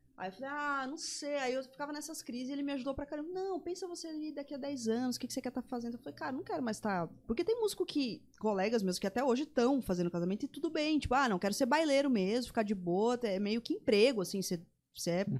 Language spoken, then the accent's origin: Portuguese; São Paulo, Brazil; moved away as an adult; now in Campo Grande, Brazil; Eu que nasci em São Paulo, vivi lá a vida inteira.